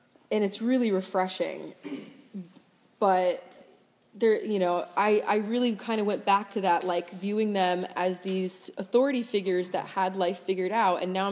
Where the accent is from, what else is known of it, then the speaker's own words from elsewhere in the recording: Florida, United States; moved away as an adult; also born or lived in Hawaii / France; now in New York, United States; We grew up in Florida